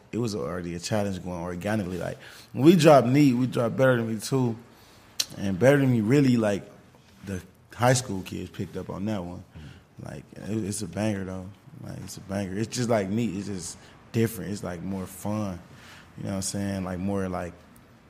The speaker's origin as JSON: {"language": "English", "town": "Cleveland", "region": "Ohio", "country": "United States", "tie": "born or raised there", "moved": "yes", "lives_now": "Atlanta, United States", "said": "I'm born and raised from Cleveland"}